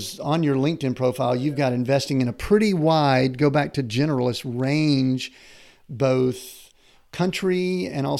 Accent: Southern U.S., United States; I grew up in the Southern U.S.

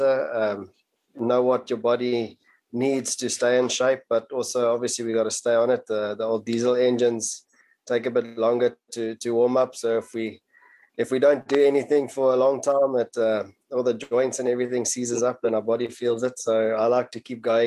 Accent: KwaZulu-Natal, South Africa; growing up in Natal

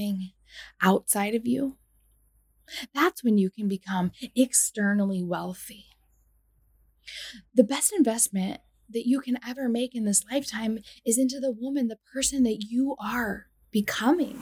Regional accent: United States; I'm from the United States

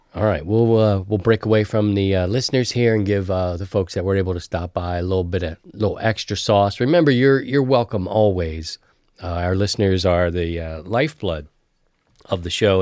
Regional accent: East Coast, United States; growing up on the East Coast

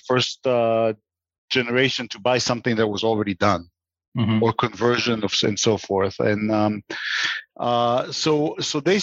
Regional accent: Israel; moved away as an adult; also born or lived in New York; I grew up in Israel

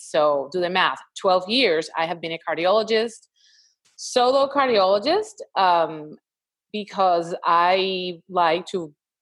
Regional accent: Puerto Rico; moved away as an adult; now in Houston, United States; I'm located in Houston, Texas, but I'm originally from Puerto Rico

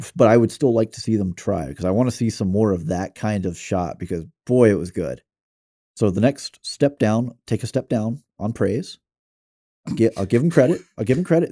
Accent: the South, United States; it'd be hard for someone to say, "Oh, you're definitely from the South," until I say "y'all."

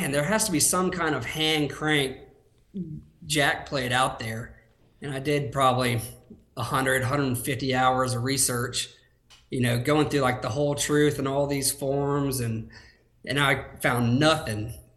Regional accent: Tallahassee, Florida, United States; born and raised in Florida

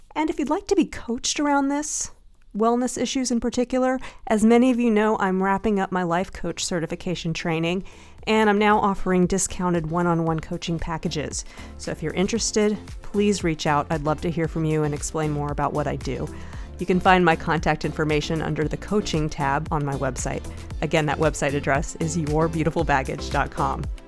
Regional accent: the South, United States; I grew up in the South

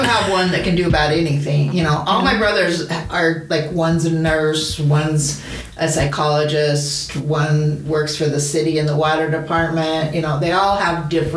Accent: St. George, Utah, United States; moved away; also born or lived in Salt Lake City, Utah; I was born and raised in St. George.

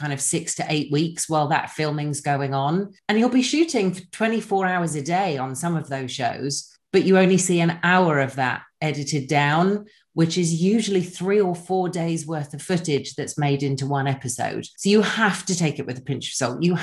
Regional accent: England, United Kingdom; now in Los Angeles, United States; I'm originally from England. I now live in Los Angeles.

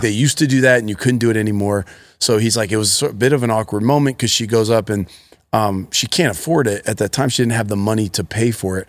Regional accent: Akron, Ohio, United States; I grew up in Akron, Ohio.

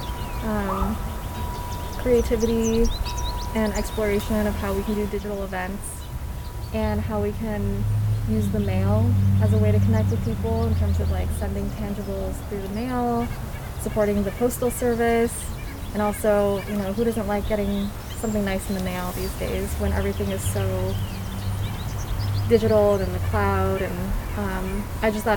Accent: Portland, Oregon, United States; moved away as an adult; also born or lived in Rhode Island; now in Portland, Maine, United States; I'm from Portland, Oregon, and now I'm in Portland, Maine. I lived in Oregon for 27 years of my life

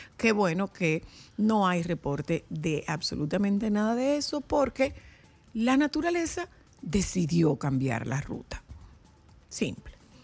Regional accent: Dominican Republic; somos los dominicanos

